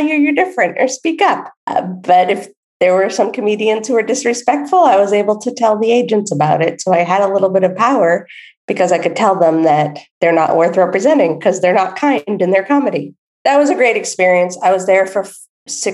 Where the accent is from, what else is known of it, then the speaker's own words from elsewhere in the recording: East Coast of the United States, United States; moved away as an adult; I grew up on the East Coast of the United States, and I had moved to the West Coast.